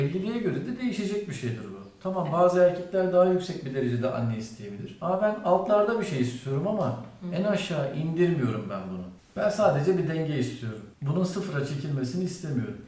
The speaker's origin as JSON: {"language": "Turkish", "town": "Antakya", "region": "Hatay", "country": "Turkey", "said": "Antakya'lıyım ben abi"}